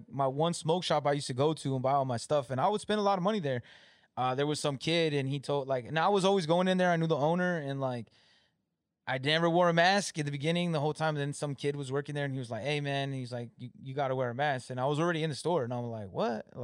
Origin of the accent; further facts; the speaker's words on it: California, United States; Like we're all from California, but they moved out here before me.